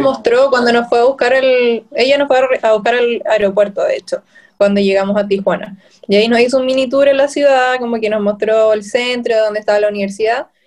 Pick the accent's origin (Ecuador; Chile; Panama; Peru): Chile; also born or lived in Viña del Mar; soy de Chile, vivo en Viña del Mar